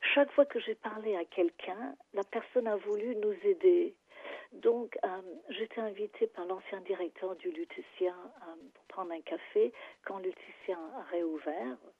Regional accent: England, United Kingdom; French is a second language; moved away as an adult; now in Paris, France; je suis anglaise

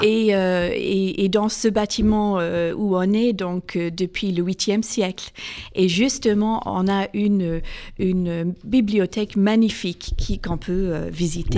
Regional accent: Northern Ireland, United Kingdom; moved away; j'ai grandi en Irlande du Nord

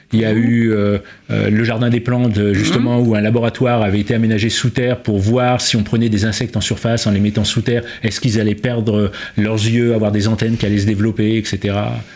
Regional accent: Provins, Île-de-France, France; also born or lived in Paris; je suis né à Provins

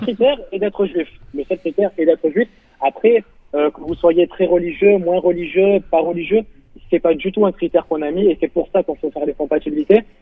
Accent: Marseille, Provence-Alpes-Côte d'Azur, France; je viens de Marseille

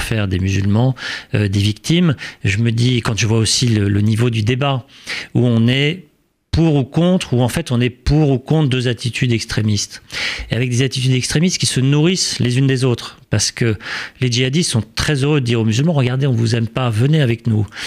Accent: France; en tant que Français et en tant que musulman

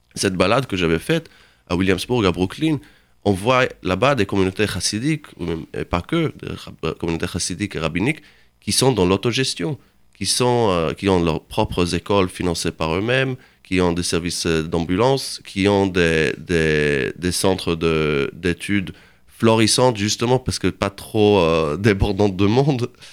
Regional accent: Jerusalem, Jerusalem District, Israel; also born or lived in Berlin; now in Paris, France; je lis du Yiddish, je viens de Jérusalem

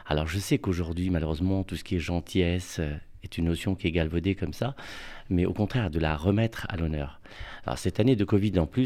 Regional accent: Morocco; now in Paris, France; quand je suis venu à Paris, euh, je suis venu du Maroc. Et au Maroc, vous savez, il y a les femmes de ménage, chauffeurs, etc.

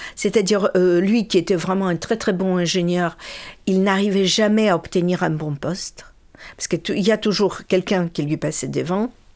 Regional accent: Birobidzhan, Jewish Autonomous Oblast, Russia; moved away; Qu'est-ce qu'il y avait de juifs en, chez nous, à Birbidjan

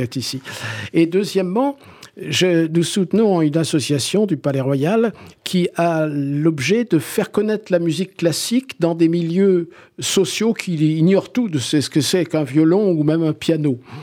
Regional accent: Algiers, Algiers Province, Algeria; now in Corsica, France; J'ai passé ma petite enfance euh, dans le quartier populaire de Bab el Oued euh, à Alger

